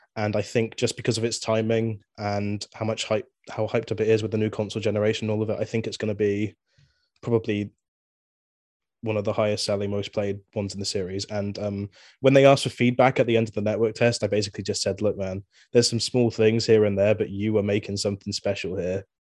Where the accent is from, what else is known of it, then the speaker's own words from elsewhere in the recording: Swindon, South West England, United Kingdom; I'm from Swindon, England